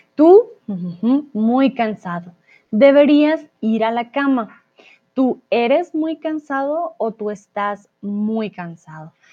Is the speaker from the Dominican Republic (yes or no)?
no; Colombia; yo soy de Colombia.